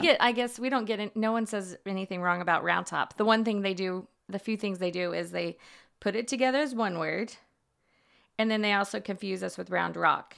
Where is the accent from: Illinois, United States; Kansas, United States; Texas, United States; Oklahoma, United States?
Texas, United States; Houston; growing up in Houston